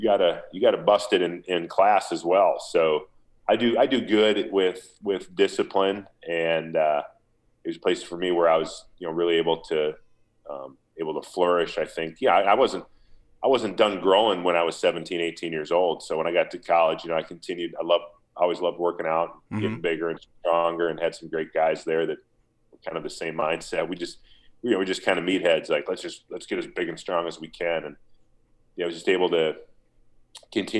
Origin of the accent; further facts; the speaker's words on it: Minnesota, United States; getting drafted by my hometown team.